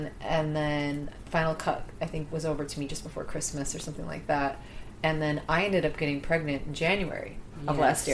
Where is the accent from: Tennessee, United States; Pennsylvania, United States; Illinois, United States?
Illinois, United States; Chicago; moved away as an adult; now in London, United Kingdom; I'm from Chicago